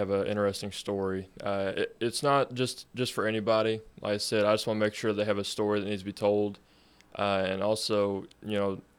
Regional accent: Bonne Terre, Missouri, United States; I was born and raised in outside of Bon Terre, rural Bon Terre. So yeah, I've been here my whole life

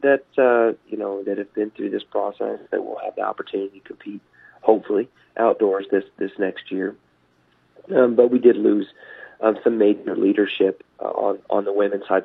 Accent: Topeka, Kansas, United States; moved away as an adult; now in Maryville, Missouri, United States; I'm a Midwest guy. You know, I grew up just outside of Topeka, Kansas

